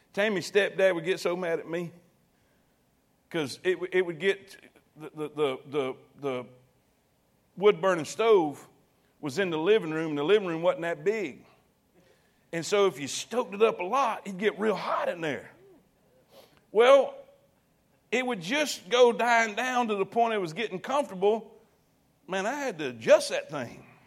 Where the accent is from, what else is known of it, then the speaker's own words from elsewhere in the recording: South Florida, United States; moved away; I grew up in South Florida